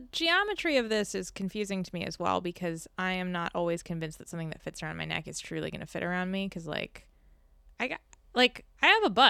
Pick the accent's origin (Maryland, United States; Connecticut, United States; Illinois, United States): Maryland, United States; I am from Maryland